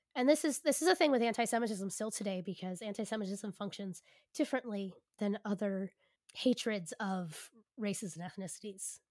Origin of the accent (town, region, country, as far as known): United States; also born or lived in Philadelphia